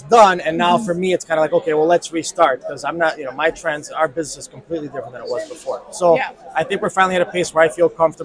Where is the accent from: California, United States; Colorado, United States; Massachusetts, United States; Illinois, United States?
Illinois, United States; Chicago; We are from Chicago